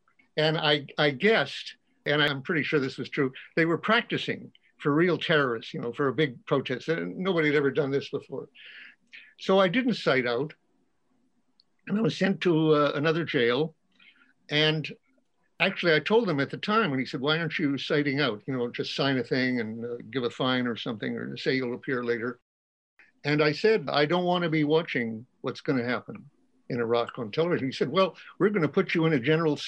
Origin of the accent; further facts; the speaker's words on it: United States; I really felt, I'm an American citizen, the time for this is to be in jail protesting this.